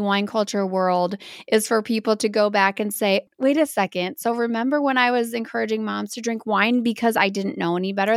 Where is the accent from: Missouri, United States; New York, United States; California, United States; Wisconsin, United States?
Wisconsin, United States; Baraboo; I am from Bear Brook, Wisconsin